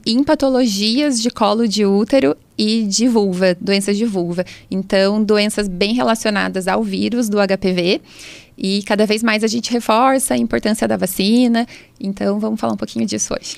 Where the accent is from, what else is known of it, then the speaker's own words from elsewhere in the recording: São Luís, Maranhão, Brazil; now in Taubaté, Brazil; eu sou de São Luís